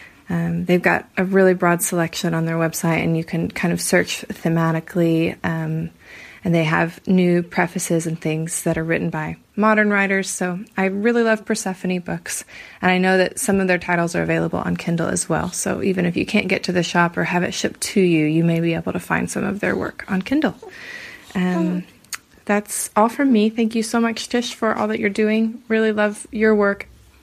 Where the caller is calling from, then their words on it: Cambridge, East of England, United Kingdom; I'm calling from Cambridge, England